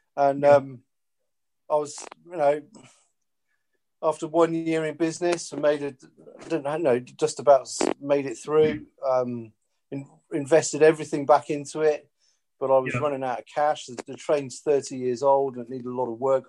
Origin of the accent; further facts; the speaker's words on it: Porthleven, South West England, United Kingdom; moved away; I grew up in West Cornwall, and yeah. it reminds me of growing up in Porthleven.